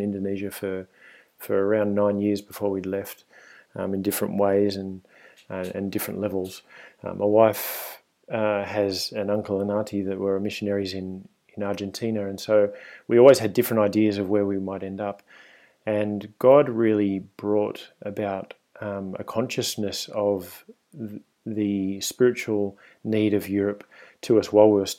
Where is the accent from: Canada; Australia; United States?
Australia; Sydney, New South Wales; accent: Australian; moved away as an adult; now in Spain; you can probably hear from my accent if you're listening at home that I'm Australian. And I grew up in Sydney and lived there until I was around 30 years old